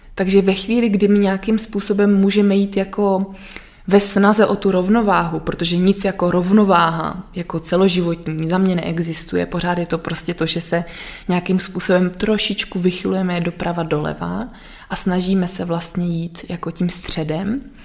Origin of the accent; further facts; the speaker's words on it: Sudetenland, Czechia; já pocházím vlastně z, ze Sudet